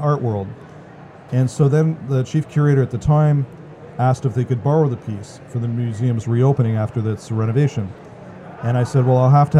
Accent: Canada; as a Canadian

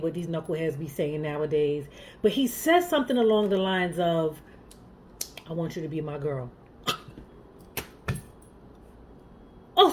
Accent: Jamaica; I'm Jamaican

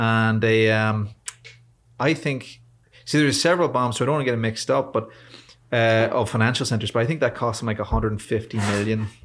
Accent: Ireland; born or raised there; also born or lived in Washington, D.C., United States

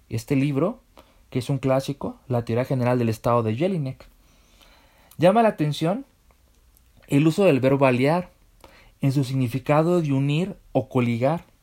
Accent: Mexico City, Mexico; accent: chilango; Aquí una disculpa por mi acento chilango, pero imaginemos un acento porteño.

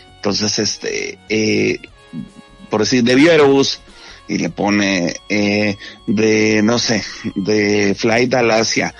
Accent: Monterrey, Nuevo León, Mexico; te lo digo como Regio

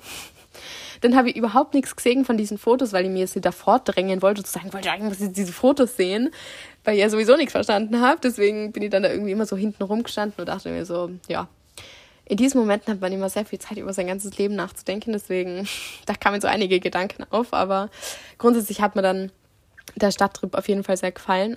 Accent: Austria; now in Italy; ich wohne schon da, aber ich bin Österreicherin

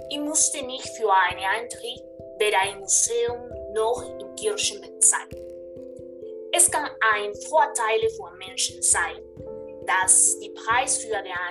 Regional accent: Peru; German is a second language; In meinem Heimatland Peru ist die Situation besonders.

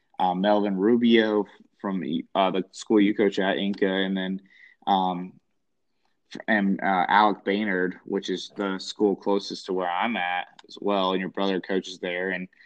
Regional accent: North Carolina, United States; born or raised there

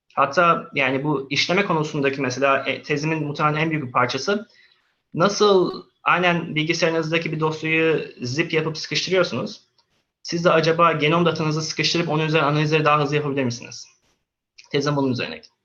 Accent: Istanbul, Turkey; moved away as an adult; also born or lived in Antalya / Sweden / Canada / United States; Antalya doğumluyum. Aa, okulla beraber İstanbul'a geldim. Orta, ortaokul Kadıköy Anadolu okudum. Liseyi İstanbul Atatürk Fen'de okudum

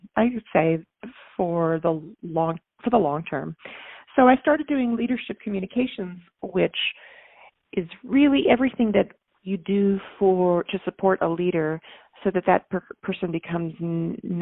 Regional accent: Texas, United States; I'm from Texas, and I was raised in a family with loving parents

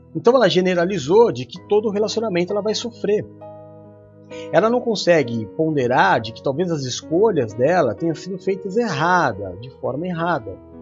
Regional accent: São Paulo, Brazil; sou brasileiro, nasci na zona leste de São Paulo e sou cristão

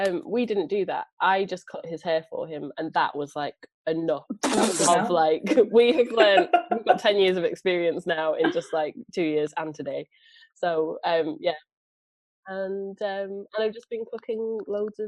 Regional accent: Preston, North West England, United Kingdom; I'm from Preston.

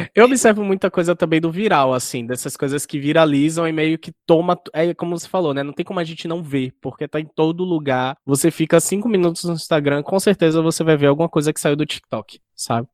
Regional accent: Bahia, Brazil; Eu sou baiano

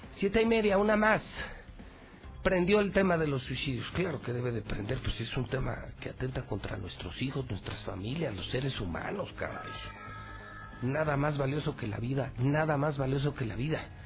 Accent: Aguascalientes, Mexico; ciudadano hidrocálido, periodista de toda la vida, con 30 años al servicio de mi pueblo

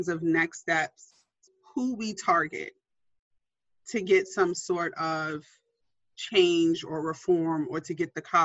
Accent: New York City, New York, United States; I'm a New Yorker to my heart

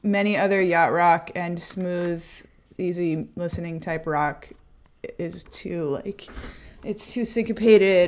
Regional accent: San Jose, California, United States; born or raised there

